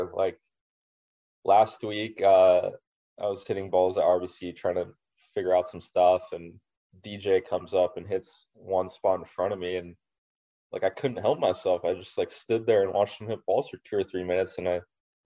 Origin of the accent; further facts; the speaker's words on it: Los Angeles, California, United States; Riv is my hometown event